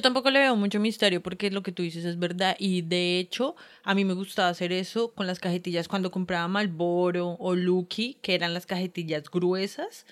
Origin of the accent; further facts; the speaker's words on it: Bogotá, Colombia; como rola representante del gremio rolístico